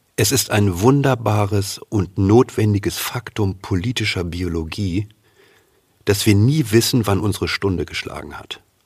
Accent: Germany; uns als Deutsche

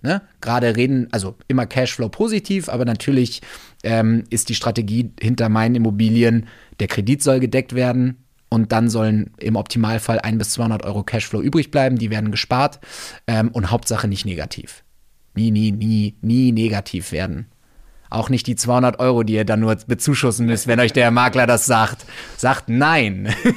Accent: Wolfsburg, Lower Saxony, Germany; moved away; ich bin auf dem Land aufgewachsen. Ja, ich komme komm aus der aus der Autostadt aus Wolfsburg

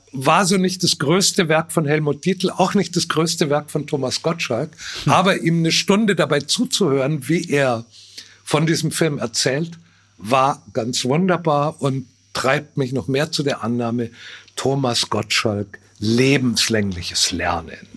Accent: Bavaria, Germany; meine typisch süddeutsche Ignoranz

